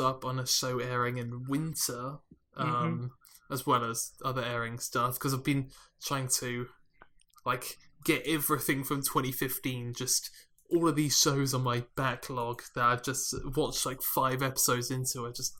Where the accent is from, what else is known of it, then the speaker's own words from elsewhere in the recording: Australia; It's like, I go, g'day, mate. I'm Australian.